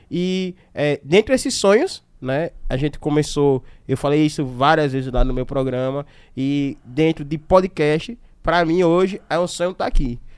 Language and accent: Portuguese; Aracaju, Sergipe, Brazil; Eu sou de Aracaju